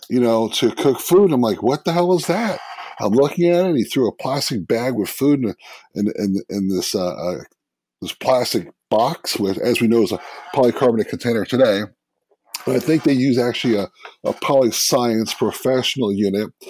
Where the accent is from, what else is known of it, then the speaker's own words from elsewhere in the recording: New York City, New York, United States; moved away as an adult; now in Salem, United States; I was uh, born and raised in Brooklyn, New York.